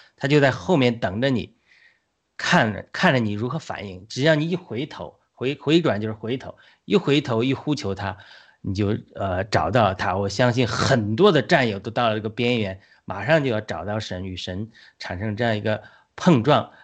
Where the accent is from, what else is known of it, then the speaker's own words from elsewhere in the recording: China; 我们中国人